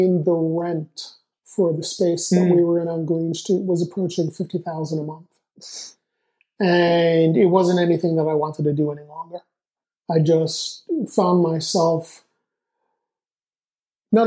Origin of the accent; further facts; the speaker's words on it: New York City, New York, United States; moved away as an adult; also born or lived in Los Angeles, California; I was born in New York, I was born in Queens, I'm a New Yorker. It's just in my blood.